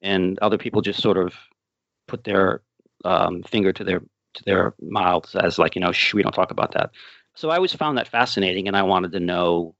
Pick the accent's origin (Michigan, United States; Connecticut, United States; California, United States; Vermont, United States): Connecticut, United States; Middletown; I was born in Middletown, Connecticut